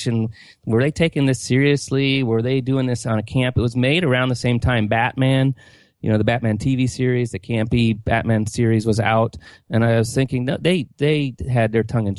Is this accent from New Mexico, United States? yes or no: no; Eugene, Oregon, United States; moved away; I grew up in the Pacific Northwest near where you're at, in Eugene, Oregon